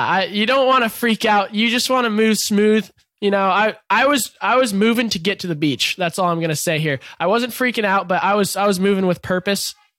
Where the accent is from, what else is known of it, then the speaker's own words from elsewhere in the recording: Encinitas, California, United States; growing up in Encinitas